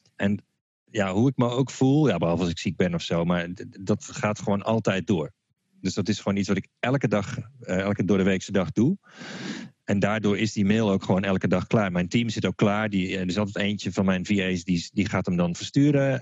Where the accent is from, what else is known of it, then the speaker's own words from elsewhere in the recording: Utrecht, Netherlands; zoals ze bij ons in Utrecht zeggen